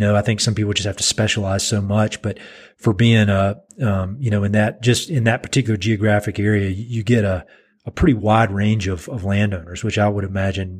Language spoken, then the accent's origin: English; the South, United States; accent: southern; people, when they hear my southern accent, you know, that some of these ranchers, if they don't know me, is instant suspicion.